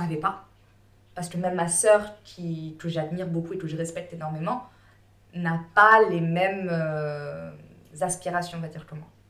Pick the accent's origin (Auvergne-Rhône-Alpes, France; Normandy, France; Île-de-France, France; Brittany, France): Île-de-France, France; Bagneux; moved away; also born or lived in Réunion; je suis née, j'ai grandi en France, je parlais français, enfin, je suis française quoi. Mmh. j'ai grandi dans, en cité, à Bagneux